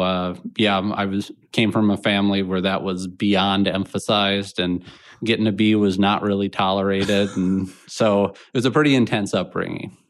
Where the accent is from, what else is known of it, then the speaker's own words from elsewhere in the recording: Minnetonka, Minnesota, United States; I grew up on, uh, kind of the east side of Minnetonka